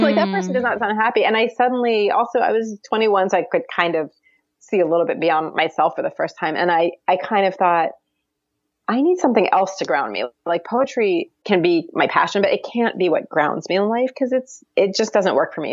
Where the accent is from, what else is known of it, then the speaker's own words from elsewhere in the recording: Baltimore, Maryland, United States; moved away; also born or lived in Jerusalem; I'm not from the American South, but like I, I did grow up in, in a suburb of Baltimore.